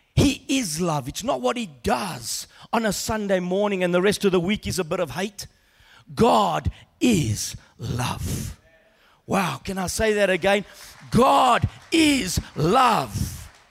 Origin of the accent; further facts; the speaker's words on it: Australia; growing up in Australia as a young boy